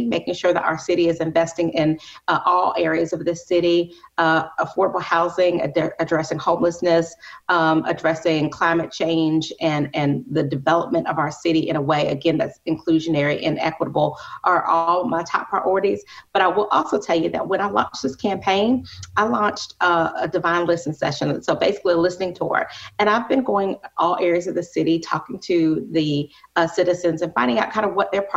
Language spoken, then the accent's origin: English; Columbia, United States; I'm a Columbia native. I grew up here in Columbia